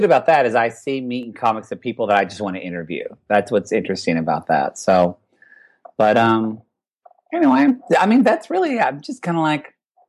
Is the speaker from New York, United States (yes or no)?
no; Southern Oklahoma, United States; moved away; also born or lived in Dallas, Texas; I grew up in Southern Oklahoma, like a Wonder Woman loving, flamboyantly lisping gay man, gay kid.